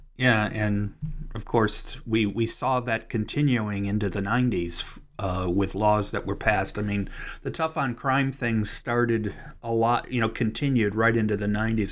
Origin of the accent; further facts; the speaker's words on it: Cleveland, Ohio, United States; moved away as an adult; now in Kentucky, United States; that's my hometown